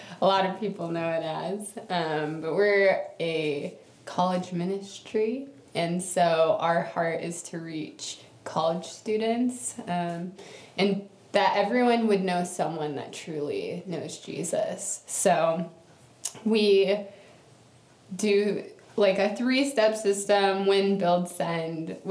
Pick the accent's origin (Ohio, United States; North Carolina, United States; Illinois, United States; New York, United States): Ohio, United States; Cleveland; moved away as an adult; now in Athens; I am from Cleveland, Ohio, or that area around there